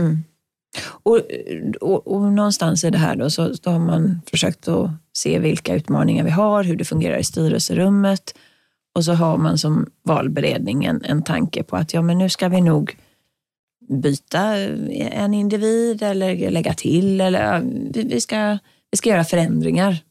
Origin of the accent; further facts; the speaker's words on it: Sweden; för mig som svensk